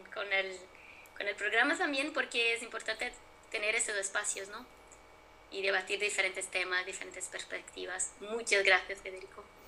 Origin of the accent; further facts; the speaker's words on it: Brazil; mi país, Brasil